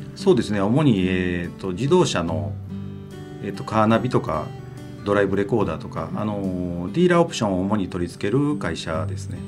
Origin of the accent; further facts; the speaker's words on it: Osaka, Japan; moved away as an adult; now in Kobe, Japan; もともとは大阪府生まれで、神戸に住んだのはもうこの10年ぐらいです